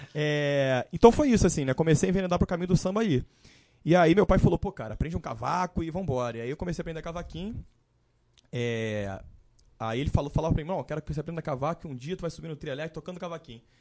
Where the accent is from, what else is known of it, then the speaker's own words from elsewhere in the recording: Brazil; eu sou nascido e criado em Campo Grande